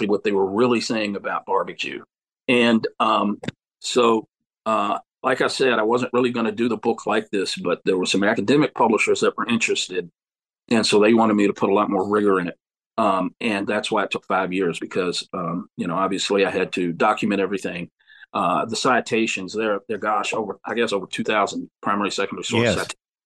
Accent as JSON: {"language": "English", "region": "Central Virginia", "country": "United States", "tie": "born or raised there", "said": "the foods that I grew up with in Central Virginia"}